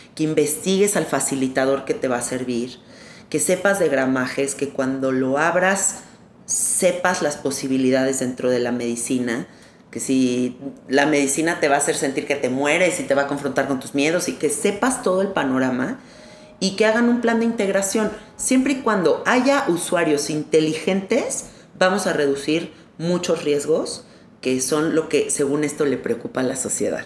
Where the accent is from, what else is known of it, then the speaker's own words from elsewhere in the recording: Mexico; como mexicanos